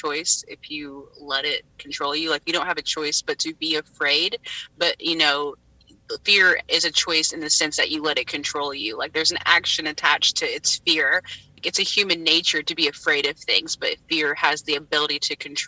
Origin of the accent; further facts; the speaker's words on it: Deep South, United States; moved away; growing up in the Deep South